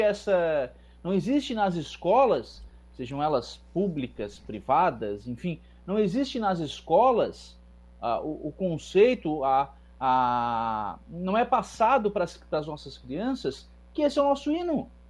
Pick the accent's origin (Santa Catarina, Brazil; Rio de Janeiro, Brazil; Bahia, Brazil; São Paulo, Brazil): Santa Catarina, Brazil; eu sou catarinense, certo? Nascido, criado, estudei